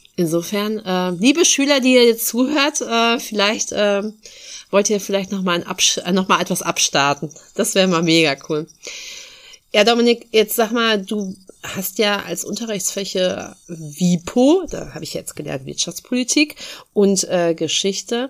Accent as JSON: {"language": "German", "area": "Dithmarschen", "region": "Schleswig-Holstein", "country": "Germany", "said": "dass ich das hier meine Heimat nennen darf"}